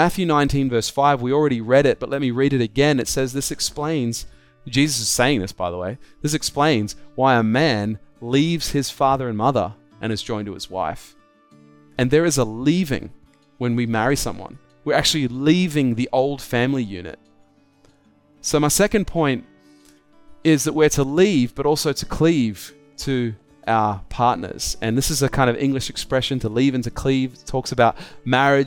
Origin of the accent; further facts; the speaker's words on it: Australia; I'm an Australian